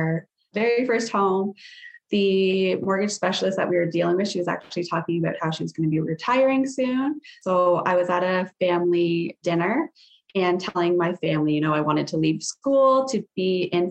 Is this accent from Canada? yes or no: yes; Sarnia, Ontario, Canada; I was born and raised in Sarnia, Ontario. Still live